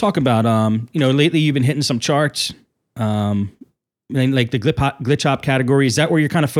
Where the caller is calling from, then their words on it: Tampa, Florida, United States; I'm calling from Tampa, Florida